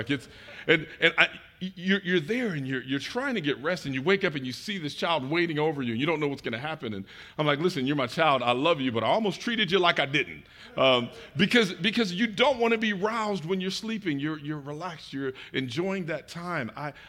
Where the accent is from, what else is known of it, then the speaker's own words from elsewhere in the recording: Detroit, Michigan, United States; also born or lived in Chicagoland; now in Atlanta, United States; We moved from the Chicagoland area. I am from Detroit, but spent time in the military and business and moved a lot of different places.